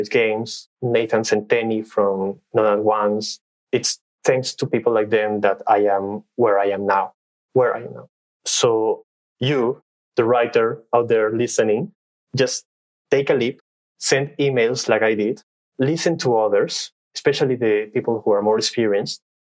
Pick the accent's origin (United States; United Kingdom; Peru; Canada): Peru; English is a second language; I'm from Peru. I was born and raised here.